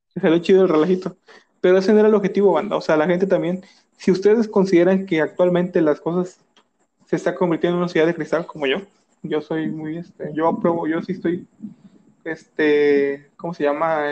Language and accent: Spanish; Mexico; todos somos mexicanos